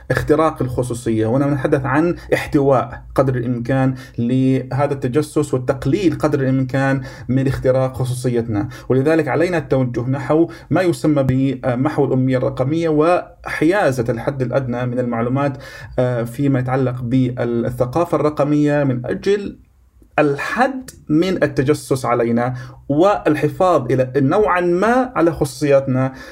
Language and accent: Arabic; Jordan